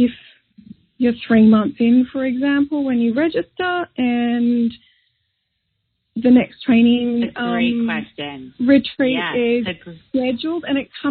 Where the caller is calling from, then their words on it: Sydney, New South Wales, Australia; I'm calling from Sydney, Australia